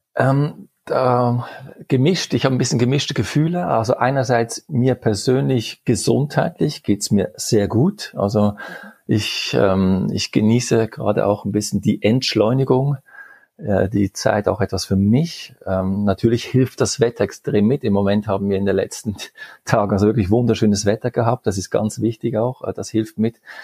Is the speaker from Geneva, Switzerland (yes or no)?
yes; Geneva, Switzerland; also born or lived in Basel; ich bin in der Schweiz geboren und aufgewachsen